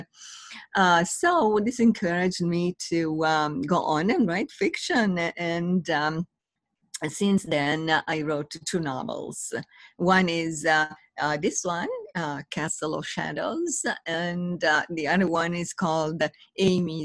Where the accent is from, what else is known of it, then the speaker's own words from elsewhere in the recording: Italy; moved away as an adult; also born or lived in Los Angeles; now in Washington, D.C., United States; I was born in Italy. And then I came here to the U.S.